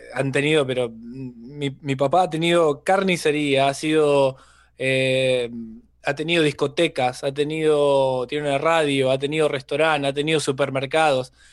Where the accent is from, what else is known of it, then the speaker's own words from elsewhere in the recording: town near Rosario, Santa Fe, Argentina; moved away as an adult; also born or lived in Australia; now in Mexico; proveniente de Rosario, que es la ciudad que está eh, junto a mi pueblo, la 30, 30 kilómetros más o menos